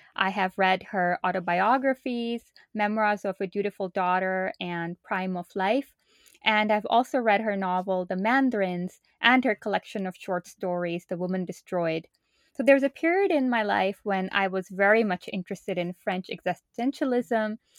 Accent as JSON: {"language": "English", "country": "Pakistan", "moved": "as an adult", "lives_now": "United States", "said": "I'm originally from Pakistan and moved to the United States for college back in two thousand two."}